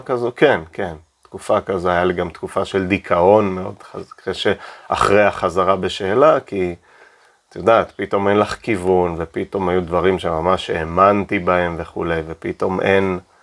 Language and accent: Hebrew; Keshet, Golan Heights, Israel; now in Tel Aviv, Israel; זה הבית שגדלתי, בית אה, במושב קשת, מושב דתי.